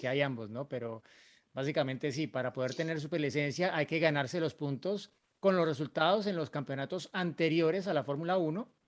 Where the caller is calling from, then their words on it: Marco Juárez, Córdoba, Argentina; de Marco Juárez, Córdoba, Argentina.